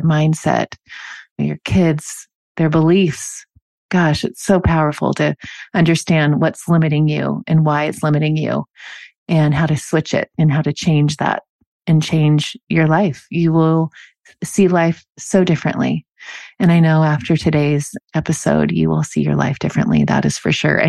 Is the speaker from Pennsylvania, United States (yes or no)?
no; Normandy Park, Washington, United States; I grew up in Normandy Park